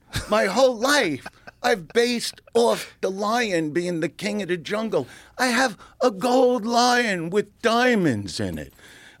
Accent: Brooklyn, New York, United States; I'm from Brooklyn.

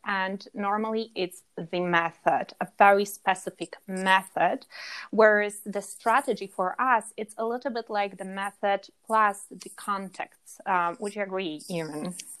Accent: Warsaw, Masovian Voivodeship, Poland; now in Granada, Spain; I'm from Poland. Originally, I'm from, uh, I'm, I'm Warsaw girl.

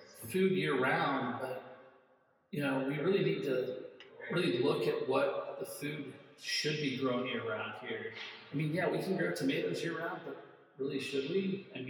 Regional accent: Midwest, United States; I'm from the Midwest

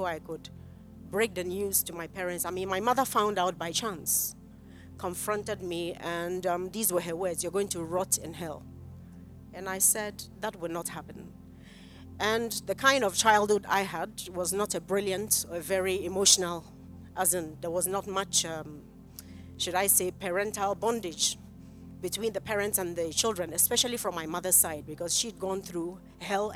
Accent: Kumasi, Ashanti, Ghana; I grew up in Kumasi

